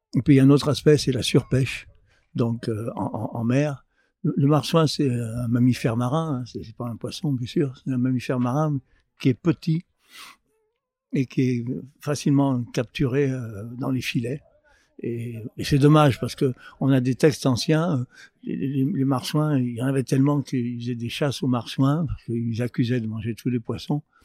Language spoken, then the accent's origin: French; Lyon, Auvergne-Rhône-Alpes, France; à Lyon, je suis lyonnais